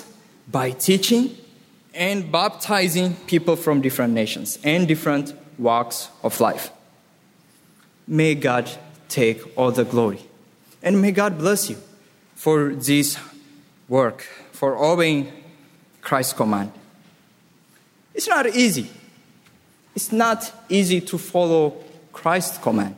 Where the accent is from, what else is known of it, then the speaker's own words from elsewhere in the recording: Ethiopia; now in Ras Al Khaimah, United Arab Emirates; I'm from Ethiopia